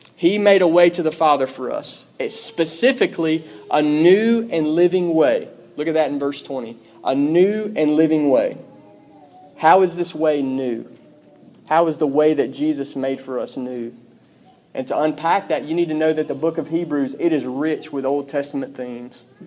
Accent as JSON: {"language": "English", "town": "Pearl", "country": "United States", "said": "I'm from Pearl."}